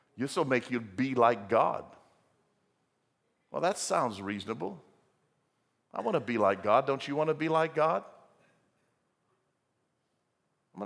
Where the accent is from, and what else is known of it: United States